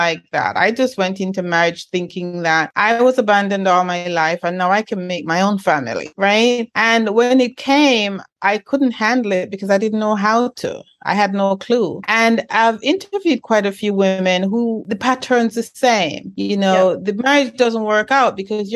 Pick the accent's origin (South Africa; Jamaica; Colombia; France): Jamaica; moved away; I was born in Jamaica